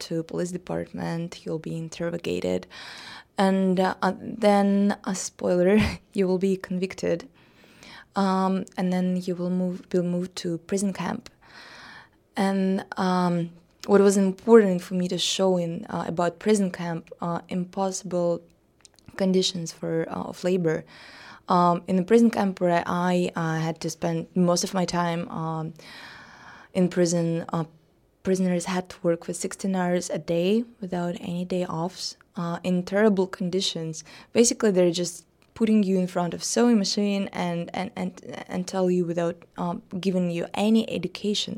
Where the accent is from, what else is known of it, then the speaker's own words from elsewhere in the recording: Russia; came to my hometown, a little small provincial, uh, town in Russia